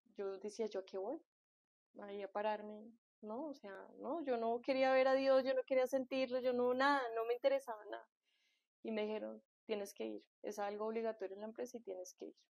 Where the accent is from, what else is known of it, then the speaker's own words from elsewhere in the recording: Colombia; yo soy colombiana